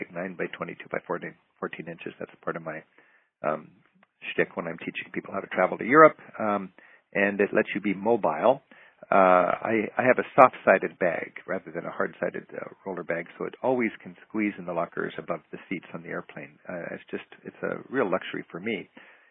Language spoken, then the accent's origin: English; Seattle, Washington, United States; also born or lived in Edmonds; I'm proud of to be a Seattleite, and I've raised here